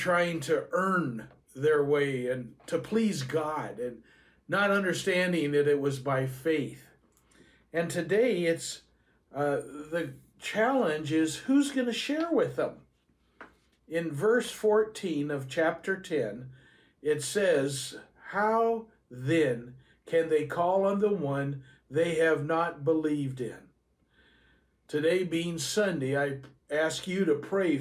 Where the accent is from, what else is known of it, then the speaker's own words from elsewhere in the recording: Southern California, United States; I grew up here in Southern California